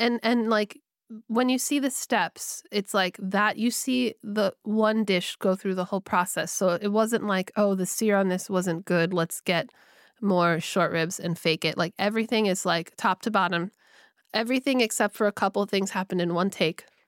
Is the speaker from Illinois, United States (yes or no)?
no; California, United States; I grew up in California